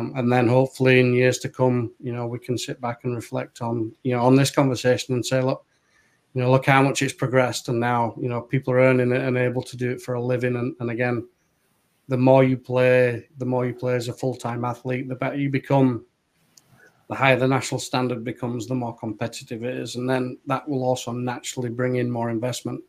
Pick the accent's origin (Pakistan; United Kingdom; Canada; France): United Kingdom; Keighley, Yorkshire and the Humber; now in United States; I came from Keighley Albion back in England